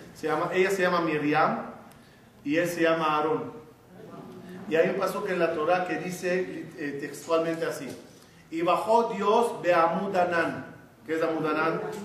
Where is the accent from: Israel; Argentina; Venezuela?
Israel; Ashdod, Southern District; Yo cuando nací en Ashdod, mi, mi casa, el edificio, era el último en Ashdod